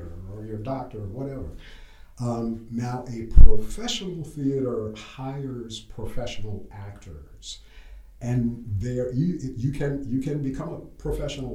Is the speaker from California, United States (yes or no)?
no; Sumter, South Carolina, United States; also born or lived in New York; I grew up in Sumter, went to Sumter High School